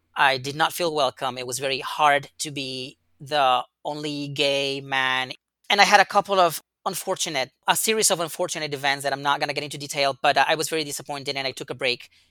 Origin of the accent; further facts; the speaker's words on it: Yucatán, Mexico; I was born and raised in Mexico, in the very south of Mexico, in Yucatan.